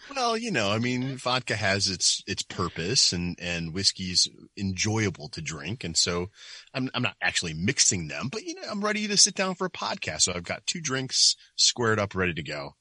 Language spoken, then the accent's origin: English; Michigan, United States; moved away as an adult; now in Ohio, United States; I was from Michigan.